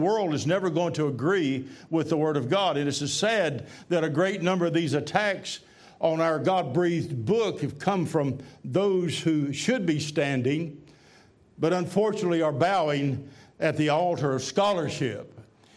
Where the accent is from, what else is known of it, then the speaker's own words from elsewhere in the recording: Tennessee, United States; I'm from Tennessee